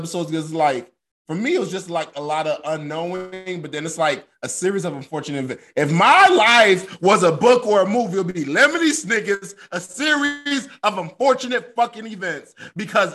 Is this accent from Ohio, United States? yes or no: no; Florida, United States; moved away as an adult; I'm from Florida